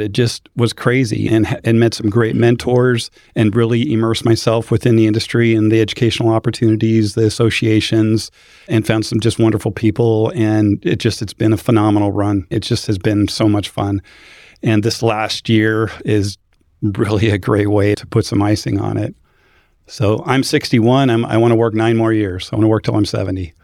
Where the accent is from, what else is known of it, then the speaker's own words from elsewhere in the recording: Boise, Idaho, United States; moved away as an adult; now in Phoenix, United States; I grew up in Boise, Idaho